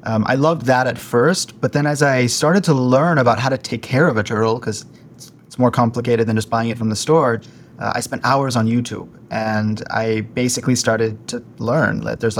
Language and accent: English; Palo Alto, California, United States; I grew up in the Bay Area, which is San Francisco, south of San Francisco, Silicon Valley, Palo Alto.